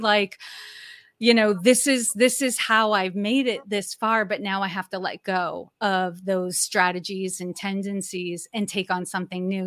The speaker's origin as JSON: {"language": "English", "region": "Massachusetts", "country": "United States", "tie": "born or raised there", "also_born_or_lived": "Maine / Old Orchard Beach, Maine", "moved": "yes", "lives_now": "Norfolk, Virginia, United States", "said": "I was born and raised in Massachusetts"}